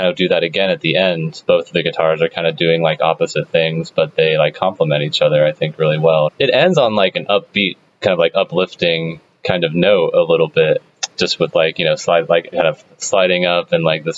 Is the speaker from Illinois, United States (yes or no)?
yes; Danville, Illinois, United States; I'm from Danville, Illinois, which is, like, kind of a smaller town